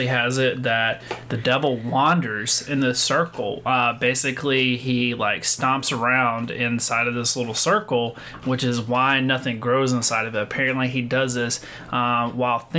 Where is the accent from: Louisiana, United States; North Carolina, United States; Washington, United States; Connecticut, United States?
North Carolina, United States; I'm from North Carolina